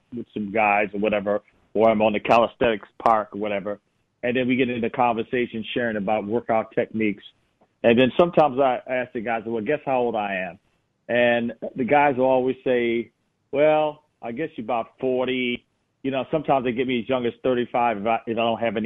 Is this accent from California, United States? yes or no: no; Buffalo, New York, United States; I was born and raised in Buffalo, New York